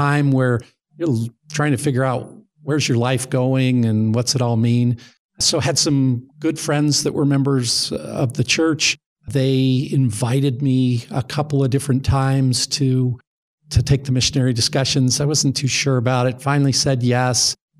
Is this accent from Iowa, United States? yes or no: no; Las Vegas, Nevada, United States; From a church standpoint, I grew up in Las Vegas as a non-member.